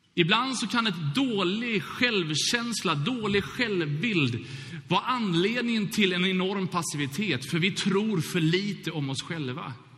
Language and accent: Swedish; Gothenburg, Västra Götaland, Sweden; Brunnsparken eller Bältesmännaparken i Göteborg där jag växte upp